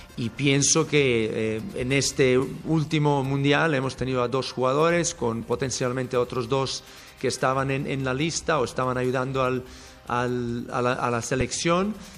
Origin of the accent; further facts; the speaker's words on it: Brazil; Spanish is a second language; now in Mexico; yo soy brasileño